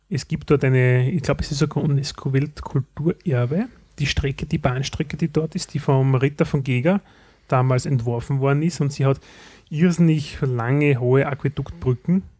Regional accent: Styria, Austria; bei uns in der Steiermark

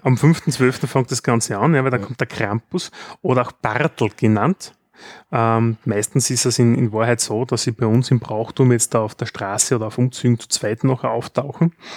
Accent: Styria, Austria; bei uns in der Steiermark

